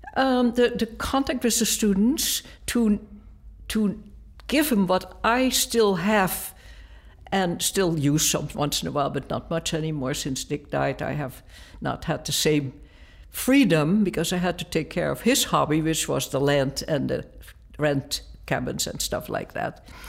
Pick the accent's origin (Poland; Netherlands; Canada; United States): Netherlands; moved away; I grew up in Holland